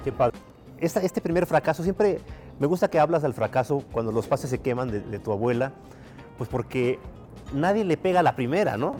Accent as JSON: {"language": "Spanish", "country": "Mexico", "said": "los que somos mexicanos"}